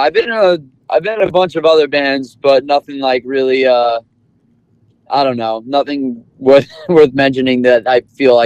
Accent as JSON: {"language": "English", "town": "New York City", "region": "New York", "country": "United States", "tie": "born or raised there", "said": "Staten Island, my hometown, born and raised."}